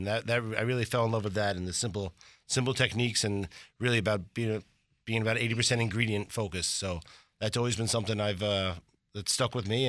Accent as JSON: {"language": "English", "town": "New York City", "region": "New York", "country": "United States", "tie": "born or raised there", "said": "I grew up in New York."}